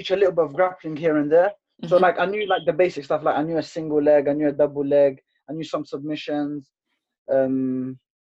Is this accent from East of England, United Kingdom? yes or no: no; London, United Kingdom; I'm from London, East London